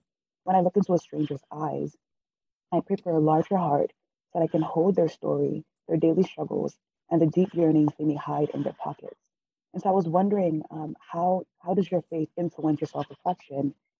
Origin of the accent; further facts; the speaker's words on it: Cameroon; now in United States; So I'm an immigrant from Cameroon, and so the culture is a lot, you know, it's a lot more family-oriented, community-centered.